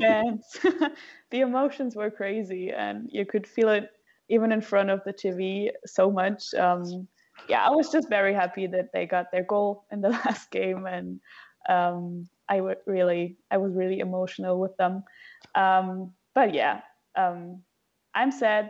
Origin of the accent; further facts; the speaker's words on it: Frankfurt, Hesse, Germany; I'm from Frankfurt